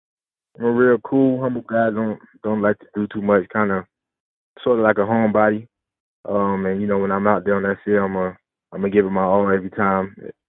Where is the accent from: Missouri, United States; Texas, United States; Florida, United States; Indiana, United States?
Florida, United States; I may go back to where I grew up in Florida and give some bites out.